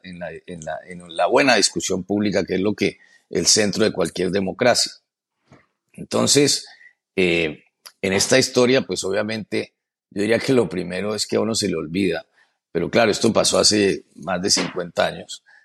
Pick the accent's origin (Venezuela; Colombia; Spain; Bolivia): Colombia; moved away as an adult; also born or lived in Philadelphia, United States; now in United States; yo soy un colombiano común y corriente